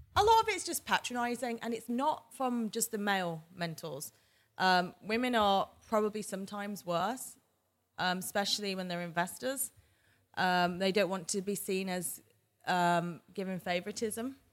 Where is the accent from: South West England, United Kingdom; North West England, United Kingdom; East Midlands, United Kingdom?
North West England, United Kingdom; Manchester; moved away as an adult; also born or lived in New York / Boston / San Diego / Abu Dhabi; now in London, United Kingdom; I was born in Manchester, England. I stayed there until I was eighteen, and then I moved to London.